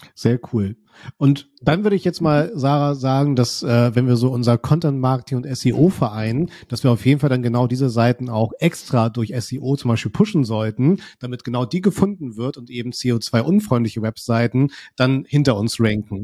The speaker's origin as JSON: {"language": "German", "town": "Kiel", "region": "Schleswig-Holstein", "country": "Germany", "said": "ich komme ja aus Kiel"}